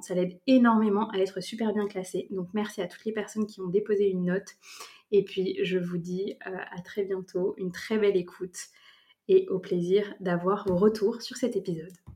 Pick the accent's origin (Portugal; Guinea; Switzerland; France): France; Brittany; moved away as an adult; now in Vannes, France; Je vis à Vannes, en Bretagne, près de là où j'ai grandi